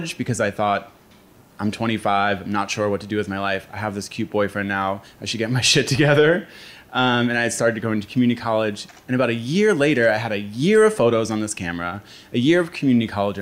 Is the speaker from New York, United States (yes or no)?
no; Philadelphia, Pennsylvania, United States; I was born and raised in Fishtown